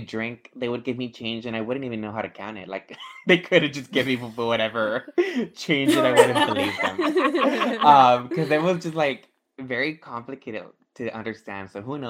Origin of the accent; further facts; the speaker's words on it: United States; as an American.